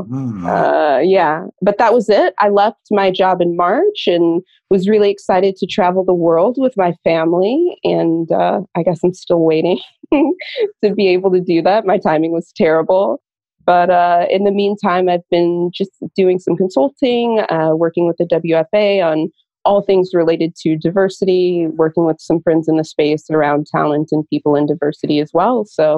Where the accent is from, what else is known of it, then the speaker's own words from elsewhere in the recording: St. Louis, Missouri, United States; moved away as an adult; now in New York, United States; So I tell people that I grew up in St. Louis. So I'm a Midwesterner, moved to New York with my now husband, then boyfriend about 10 years ago.